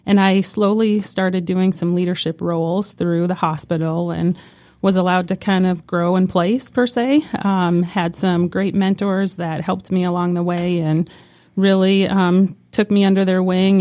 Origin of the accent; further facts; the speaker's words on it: North Dakota, United States; moved away as an adult; now in Franklin County, North Carolina, United States; I'm from North Dakota